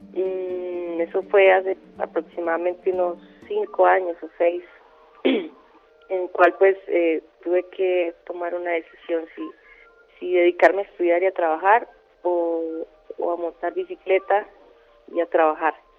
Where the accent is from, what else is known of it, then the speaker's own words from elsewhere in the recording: Zapatoca, Santander, Colombia; llegue a Zapatoca, a mi pueblo